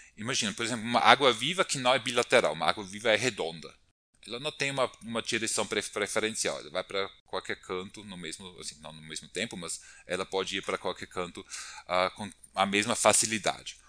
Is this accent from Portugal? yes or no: no; Austria; moved away as an adult; also born or lived in Brazil; now in São Paulo, Brazil; eu sou austríaco, formado na Universidade de Viena, Áustria